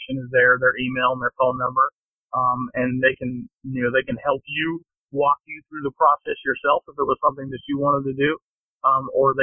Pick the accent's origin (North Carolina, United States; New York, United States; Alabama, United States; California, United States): North Carolina, United States; Kinston; I'm currently only race directing, an half marathon in Kinston in my hometown